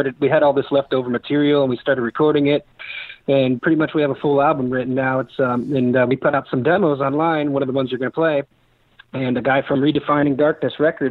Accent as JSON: {"language": "English", "town": "Kent", "region": "Ohio", "country": "United States", "said": "Kent, Ohio"}